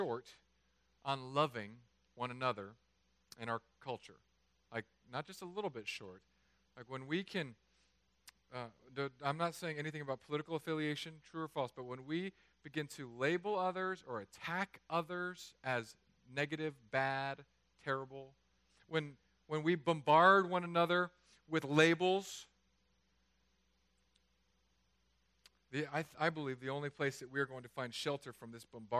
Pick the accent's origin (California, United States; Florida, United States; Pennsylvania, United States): California, United States; I'm from California